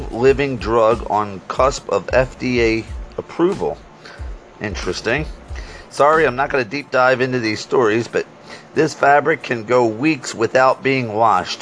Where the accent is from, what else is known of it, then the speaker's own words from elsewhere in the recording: Scranton, Pennsylvania, United States; I'm from Scranton, Pennsylvania